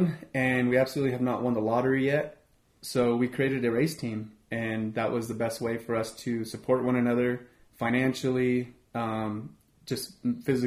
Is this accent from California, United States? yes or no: no; Aztec, New Mexico, United States; The three of us, we're all here from Aztec